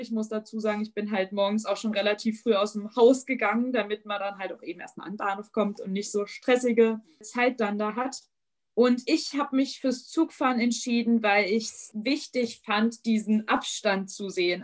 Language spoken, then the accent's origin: German; East Hesse, Germany; ich komme halt aus Osthessen